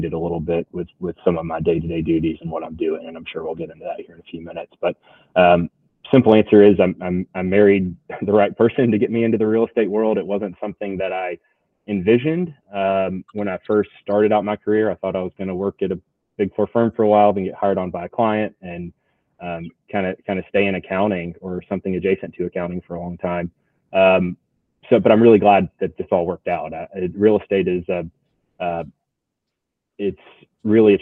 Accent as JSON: {"language": "English", "town": "Atlanta", "region": "Georgia", "country": "United States", "tie": "born or raised there", "also_born_or_lived": "Birmingham, Alabama", "moved": "as an adult", "lives_now": "Lakeland, United States", "said": "I grew up outside Atlanta originally"}